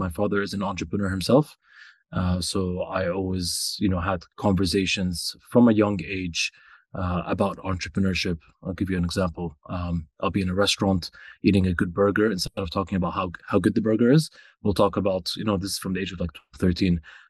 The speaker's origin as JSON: {"language": "English", "country": "Saudi Arabia", "tie": "born or raised there", "also_born_or_lived": "Canada", "said": "I grew up in Saudi Arabia, went to middle school and high school in Saudi. There was a brief stint where I lived in Canada as well. We became Canadians."}